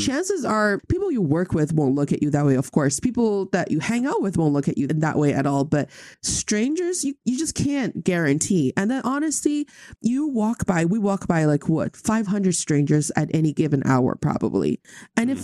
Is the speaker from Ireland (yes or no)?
no; Changchun, Jilin, China; moved away; In my hometown in Changchun